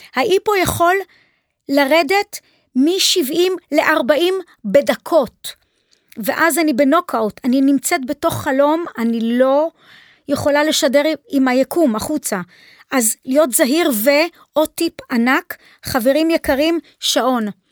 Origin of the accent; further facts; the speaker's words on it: Haifa, Haifa District, Israel; נולדתי בחיפה, שם נולדו לי ילדיי, שם אימי נולדה.